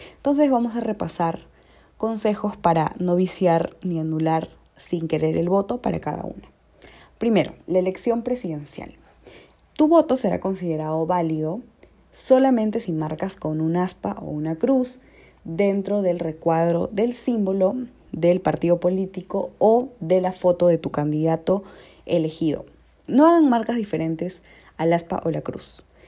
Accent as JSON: {"language": "Spanish", "country": "Peru", "said": "como peruanos"}